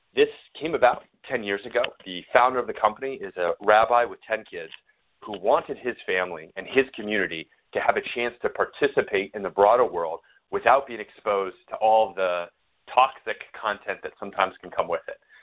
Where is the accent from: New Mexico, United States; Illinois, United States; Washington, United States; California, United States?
New Mexico, United States; now in Austin, United States; I'm from New Mexico, so I'm more of a New Mexican food guy